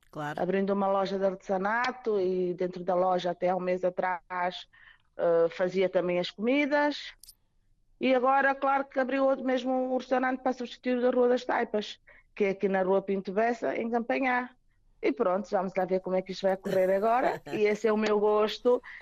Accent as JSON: {"language": "Portuguese", "country": "Mozambique", "said": "Mais Moçambique, que sou moçambicana"}